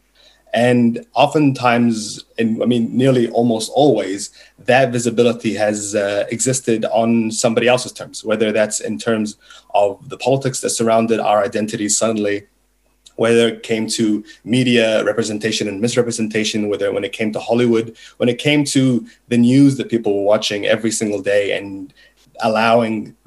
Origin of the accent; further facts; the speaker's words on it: Egypt; first language Arabic; English is a second language; moved away; also born or lived in New Zealand; I was born in Egypt. I was raised very much with an Arab identity, with an Arab culture. My first language was Arabic